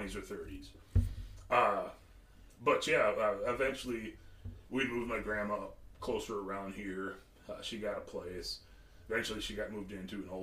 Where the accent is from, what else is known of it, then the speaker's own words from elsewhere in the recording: Kansas City, United States; I've always been in the city. I was born in Kansas City. I've always lived in town